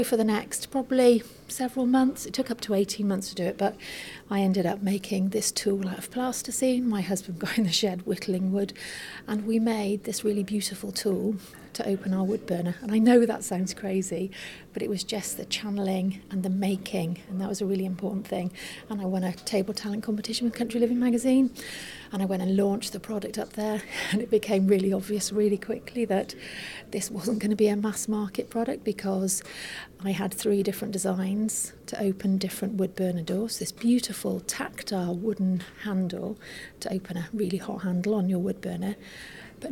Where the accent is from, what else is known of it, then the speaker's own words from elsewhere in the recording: Herefordshire, West Midlands, United Kingdom; I was born and bred in Herefordshire.